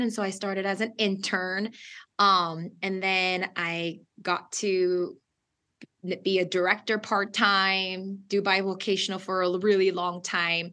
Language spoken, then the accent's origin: English; Southern California, United States; English is a second language; we are originally from SoCal.